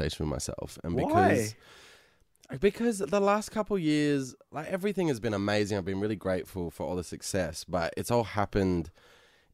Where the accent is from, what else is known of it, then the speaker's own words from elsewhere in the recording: Sydney, New South Wales, Australia; now in Los Angeles, United States; I'm from Sydney